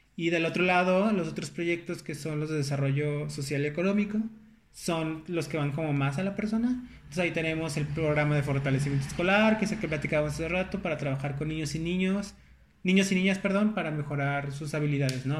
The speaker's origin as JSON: {"language": "Spanish", "town": "León", "region": "Guanajuato", "country": "Mexico", "moved": "yes", "lives_now": "Nuevo León, Mexico", "said": "yo soy originario de León."}